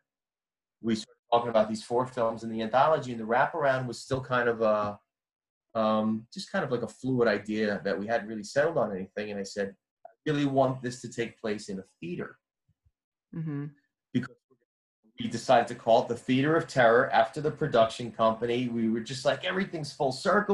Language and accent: English; Jersey City, New Jersey, United States; I grew up in Jersey City